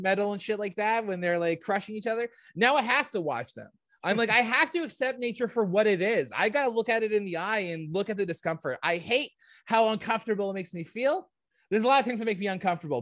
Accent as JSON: {"language": "English", "country": "Canada", "said": "I'm not American, I'm a Canadian"}